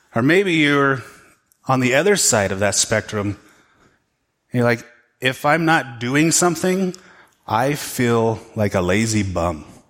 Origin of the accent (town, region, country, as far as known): United States